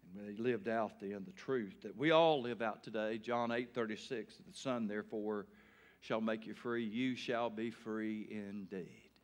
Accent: Taylor, Arkansas, United States; Growing up in Taylor, Arkansas

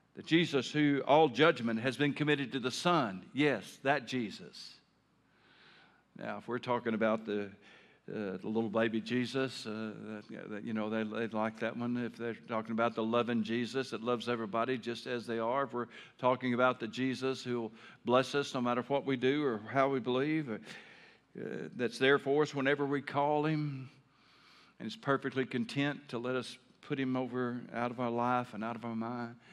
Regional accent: Taylor, Arkansas, United States; moved away as an adult; I grew up in Taylor, Arkansas

